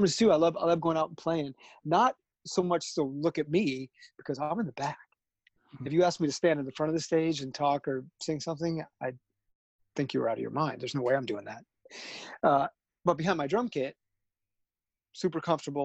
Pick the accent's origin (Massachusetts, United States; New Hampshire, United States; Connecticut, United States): Connecticut, United States; Southern; I grew up in Southern Connecticut